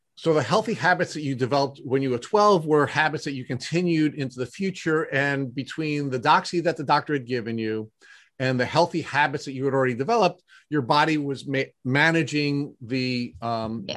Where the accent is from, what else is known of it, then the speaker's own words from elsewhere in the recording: Long Island, New York, United States; you and Matt and I are all Long Islanders, native Long Islanders